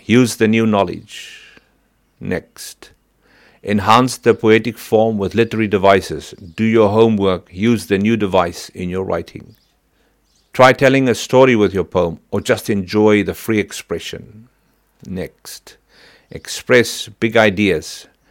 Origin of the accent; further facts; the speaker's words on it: Virginia, Free State, South Africa; now in New Zealand; I come from Saiplas and Harmony, Virginia, in the Free State, where the large wheels of Harmony Gold Mining Company used to spin, where Dad worked many long hours